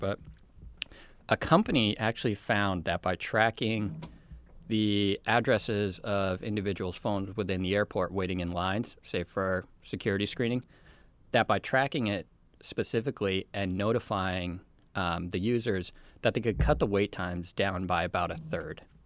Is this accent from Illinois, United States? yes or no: no; Colorado, United States; my home state.